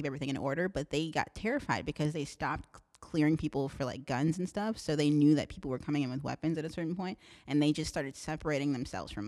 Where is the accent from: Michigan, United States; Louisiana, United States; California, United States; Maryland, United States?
Louisiana, United States; New Orleans; I'm from New Orleans.